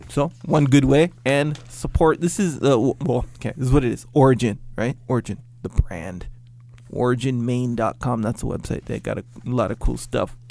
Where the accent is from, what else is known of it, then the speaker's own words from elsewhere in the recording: Kauai, Hawaii, United States; Growing up on Kauai